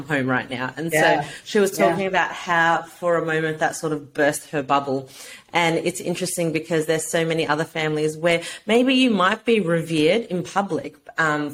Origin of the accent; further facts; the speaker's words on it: Australia; as a brown woman growing up in Australia